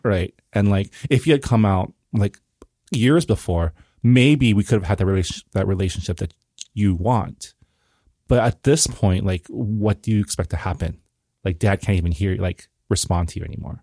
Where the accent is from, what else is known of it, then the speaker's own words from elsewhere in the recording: San Gabriel, California, United States; also born or lived in Toronto, Canada; I was born in Canada, I was born in Toronto, but I was raised in L A, in Saint Gabriel